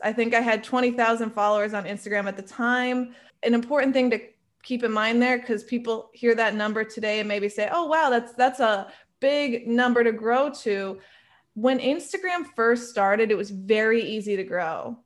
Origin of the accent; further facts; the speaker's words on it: New York, United States; I am a New Yorker at heart